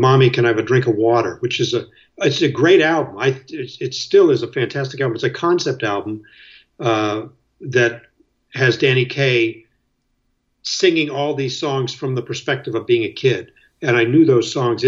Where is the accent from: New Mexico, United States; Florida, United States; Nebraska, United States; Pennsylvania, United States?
Pennsylvania, United States; Erie; also born or lived in Chicago, Illinois; now in Greenwich, New York, United States; I was born in Chicago, then we moved to Erie when I was about two